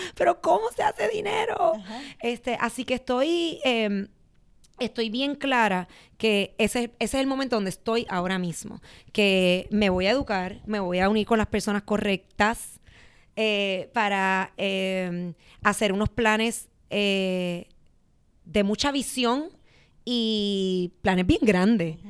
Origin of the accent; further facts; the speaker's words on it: Puerto Rico; soy de Puerto Rico